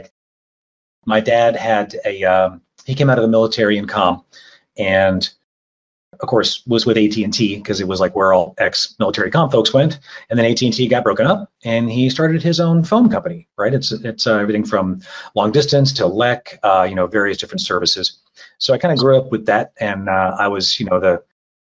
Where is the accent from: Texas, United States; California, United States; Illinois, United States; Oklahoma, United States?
Oklahoma, United States; I grew up in Oklahoma as a farm kid